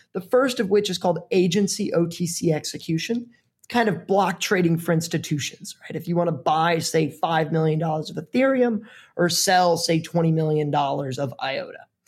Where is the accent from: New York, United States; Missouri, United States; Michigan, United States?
Missouri, United States; moved away; I grew up in the Midwest in Missouri